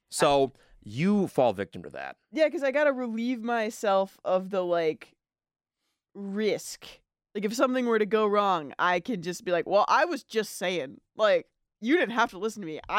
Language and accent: English; Midwest, United States; Yeah, but I'm from like the north north of the Midwest. Like I get mistaken for Canadian, so maybe it's like a southern Midwest thing.